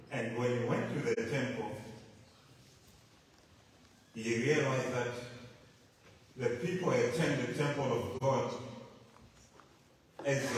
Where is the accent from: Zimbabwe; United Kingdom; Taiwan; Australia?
Zimbabwe; moved away; I'm from Zimbabwe